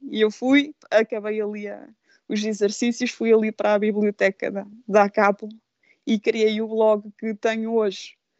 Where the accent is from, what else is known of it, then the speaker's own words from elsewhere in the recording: Anadia, Aveiro District, Portugal; eu sou, nat sou natural de Anadia, mas vivi até para aí aos meus 18 anos, 20, em Valdevirim.